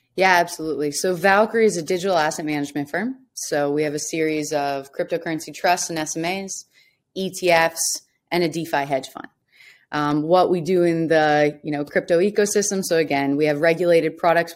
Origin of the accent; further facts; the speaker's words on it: Washington, District of Columbia, United States; I'm from Washington, D C, um, and, yeah, so large military family